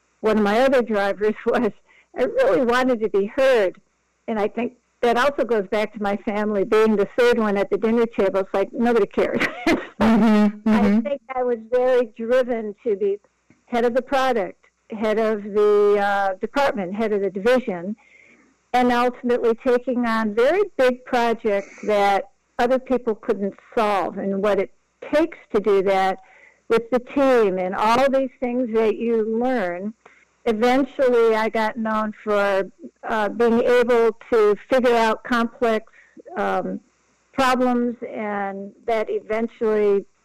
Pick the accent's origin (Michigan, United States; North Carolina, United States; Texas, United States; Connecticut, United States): Michigan, United States; Detroit; I was born in Detroit of Lebanese parents